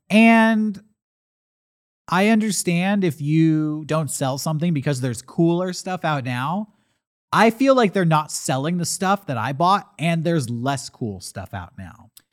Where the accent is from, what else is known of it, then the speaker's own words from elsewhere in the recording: Santee, California, United States; We went to the Walmart in Santee, my hometown